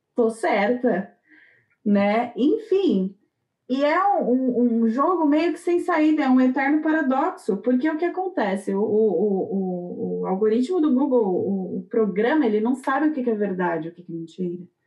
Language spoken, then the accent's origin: Portuguese; Brazil; now in Germany; A gente não sente tanto a responsabilidade como cidadão, como pessoa, como brasileiro